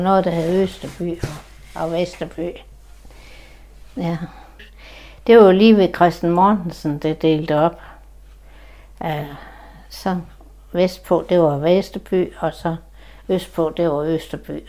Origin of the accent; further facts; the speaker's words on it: Klitmøller, North Denmark Region, Denmark; jeg har boet her i hele mit liv